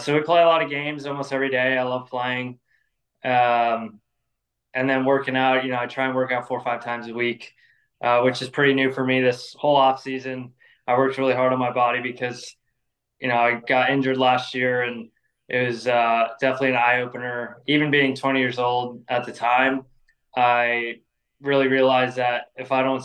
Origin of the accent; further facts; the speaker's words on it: North Carolina, United States; also born or lived in Los Angeles, California; once we moved to North Carolina in 2011